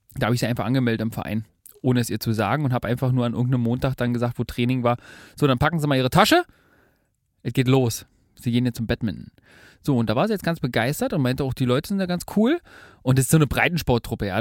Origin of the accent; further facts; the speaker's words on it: Berlin, Germany; wir Berliner